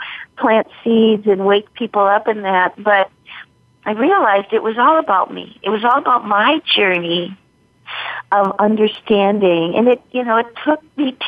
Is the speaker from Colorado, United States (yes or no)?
yes; Fort Collins, Colorado, United States; I was the executive director of the symphony in my hometown of Fort Collins, Colorado